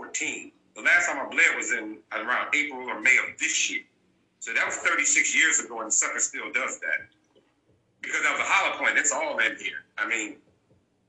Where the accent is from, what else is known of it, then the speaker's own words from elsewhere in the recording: Los Angeles, California, United States; I'm from the West Side.